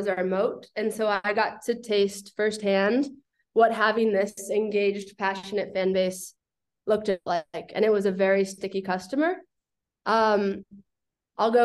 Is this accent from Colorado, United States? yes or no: yes; Boulder, Colorado, United States; moved away as an adult; I grew up in Boulder, Colorado.